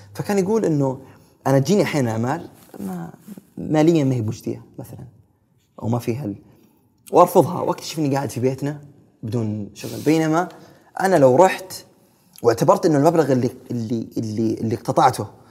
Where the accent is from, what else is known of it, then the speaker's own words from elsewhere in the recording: Saudi Arabia; عندنا في السعودية